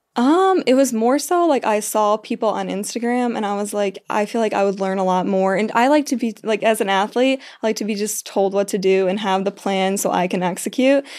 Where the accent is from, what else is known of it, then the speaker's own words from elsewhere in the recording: Illinois, United States; moved away as an adult; also born or lived in Kansas; my hometown in Illinois